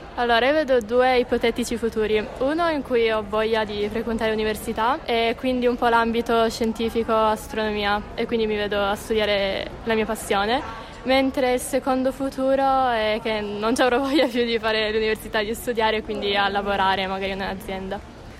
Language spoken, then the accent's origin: Italian; Collegno, Piedmont, Italy; anche io sono di Collegno